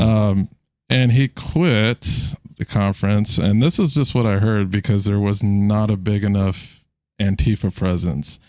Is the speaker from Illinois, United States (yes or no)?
no; San Diego, California, United States; now in Virginia, United States; born in San Diego.